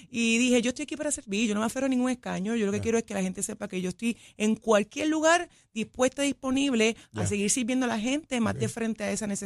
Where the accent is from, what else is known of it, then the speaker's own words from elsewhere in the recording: Cayey, Puerto Rico; soy de Calley, propiamente